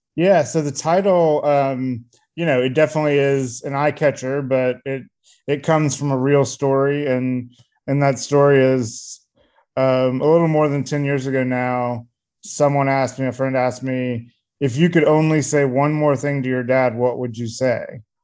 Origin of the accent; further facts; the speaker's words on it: Columbia, South Carolina, United States; I grew up in a kind of middle upper middle class family um, in Columbia, South Carolina, um, in the '90s